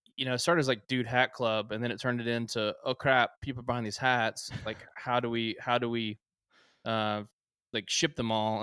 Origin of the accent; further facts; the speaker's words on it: Prosper, Texas, United States; now in Waco, United States; I'm from north of Dallas, small town called Prosper